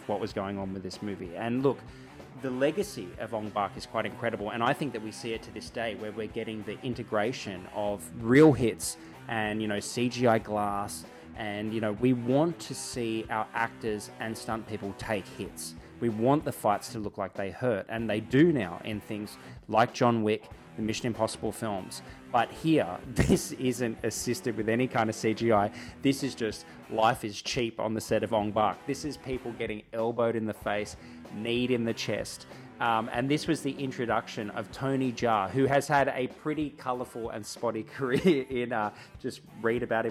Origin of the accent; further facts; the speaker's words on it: Albury, New South Wales, Australia; I come from Albury, a place that's got a pretty rad regional cinema